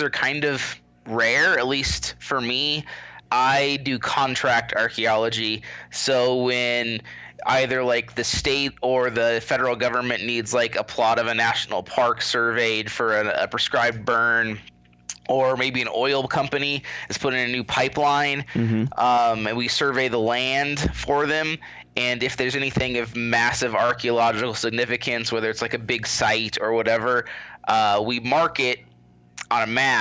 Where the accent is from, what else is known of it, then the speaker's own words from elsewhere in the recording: Nebraska, United States; also born or lived in Washington, D.C. / Tucson, Arizona; now in Albuquerque, United States; I'm actually from Nebraska. I'm currently residing in New Mexico, but I grew up in the Great Plains in a tiny little town of 2,000 people.